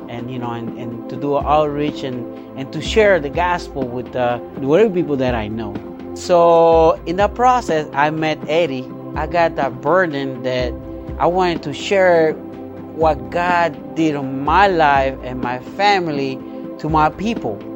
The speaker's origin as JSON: {"language": "English", "town": "Yauco", "country": "Puerto Rico", "said": "I'm from Puerto Rico, a uh, town called Yauco, Puerto Rico"}